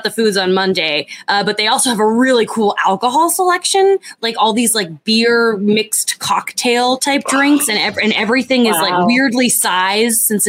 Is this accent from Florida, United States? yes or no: yes; Florida, United States; now in California, United States; being from Florida, but now that I live in California